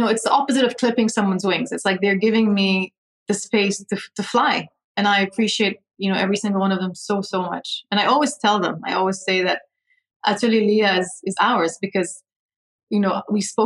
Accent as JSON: {"language": "English", "region": "Dubai", "country": "United Arab Emirates", "tie": "born or raised there", "also_born_or_lived": "London, United Kingdom / Lebanon", "lives_now": "Abu Dhabi, United Arab Emirates", "said": "And I grew up in Dubai. So I moved to Abu Dhabi only 9 years ago. Before that, I had lived my whole life in Dubai"}